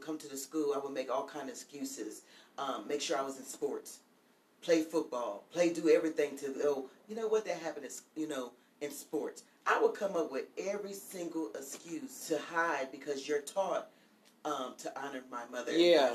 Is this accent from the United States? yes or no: yes; Pennsylvania, United States; I'm from Pennsylvania, so we have a basement and an attic